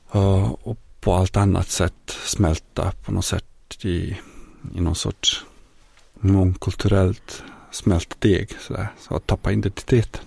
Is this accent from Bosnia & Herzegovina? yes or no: yes; Bosnia & Herzegovina; Swedish is a second language; moved away as an adult; also born or lived in Yugoslavia; now in Sweden; ursprungligen så kommer jag från forna Jugoslavien, närmare bestämt från Bosnien, från en liten stad i centrala Bosnien.